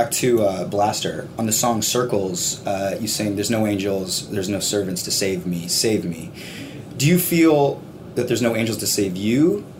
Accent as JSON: {"language": "English", "town": "Hamilton", "region": "Ontario", "country": "Canada", "said": "We're from Hamilton, Ontario"}